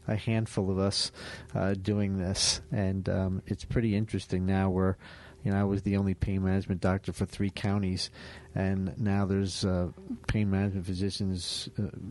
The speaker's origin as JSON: {"language": "English", "region": "Florida", "country": "United States", "also_born_or_lived": "Vero Beach, Florida", "said": "Down here in my home state"}